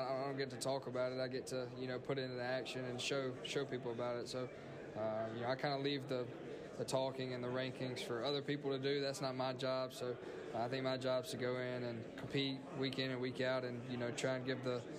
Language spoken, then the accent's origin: English; Mississippi, United States; You know, that's kind of why I chose Mississippi State, is because I want to stay in state and play for my home state.